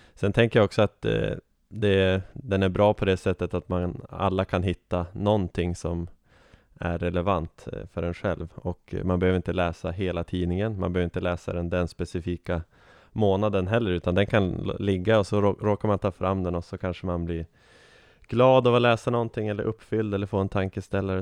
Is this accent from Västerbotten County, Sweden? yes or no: yes; Umeå, Västerbotten County, Sweden; accent: Norrland; moved away as an adult; now in Uppsala, Sweden; jag är ju en eh, norr, norrlänning som ni kanske hör på min dialekt. Född och uppväxt i Umeå